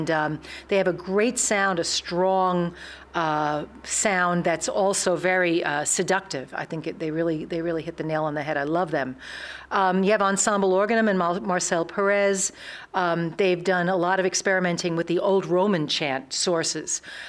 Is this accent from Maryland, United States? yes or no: no; New York, United States; We're from New York. We started in New York and all sang in other kinds of Renaissance and early music groups.